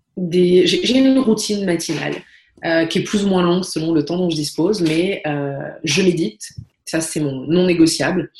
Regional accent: Paris, Île-de-France, France; moved away as an adult; also born or lived in Brussels; je suis parisienne et je vivais à Paris

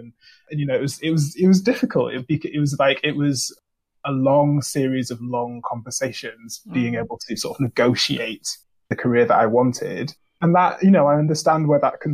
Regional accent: Manchester, North West England, United Kingdom; moved away as an adult; I've come from Manchester, specifically South Manchester. Like I grew up in Russia. I went to school in Russia, which is a very diverse ethnically part of Manchester

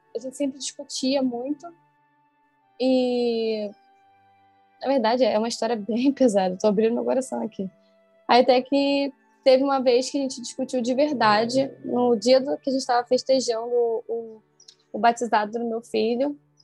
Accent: Niterói, Rio de Janeiro, Brazil; Eu sou de Niterói, tem que atravessar a ponte

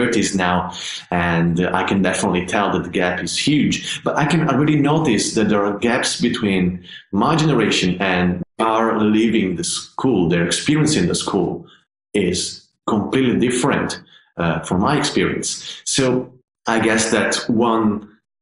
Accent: Padua, Veneto, Italy; moved away as an adult; now in United Kingdom; when I first started my conservatory studies in my hometown, which is a city called Padova. It's not far from Venice

